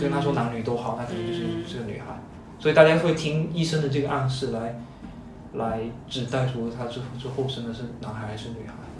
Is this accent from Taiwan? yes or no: no; Chaozhou, Guangdong, China; moved away as an adult; 我是在潮州长大到大学